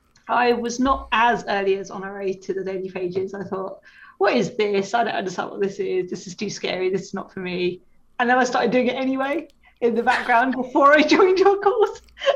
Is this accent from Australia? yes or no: no; England, United Kingdom; accent: English; it's a little bit later in England, as you can probably tell from my accent.